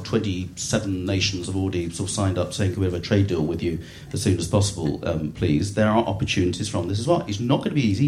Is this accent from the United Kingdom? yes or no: yes; Eastbourne, South East England, United Kingdom; I was born in Eastbourne